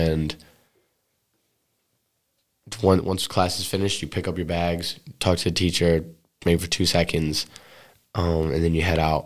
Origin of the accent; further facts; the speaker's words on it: the Berkshires, Western Massachusetts, United States; That's literally Western Mass. That's what I grew up with in the Berkshires.